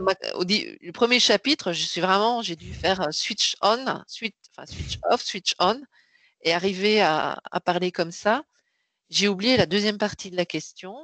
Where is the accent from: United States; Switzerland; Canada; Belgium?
Belgium; moved away as an adult; now in Paris, France; je suis née en Belgique, j'ai fait mes études et j'y travaillé jusqu'en 99